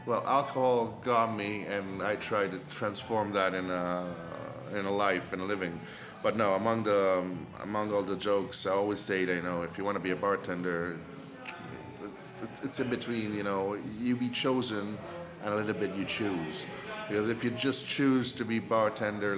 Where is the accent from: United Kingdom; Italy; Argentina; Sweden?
Italy; Rome, Lazio; Born and raised in Rome.